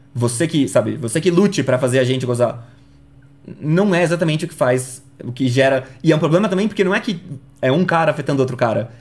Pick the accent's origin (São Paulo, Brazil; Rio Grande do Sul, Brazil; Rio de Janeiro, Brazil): São Paulo, Brazil; Eu sou de São Paulo.